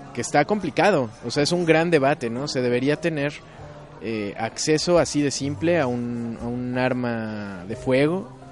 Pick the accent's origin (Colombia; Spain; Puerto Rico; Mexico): Mexico; yo siendo mexicano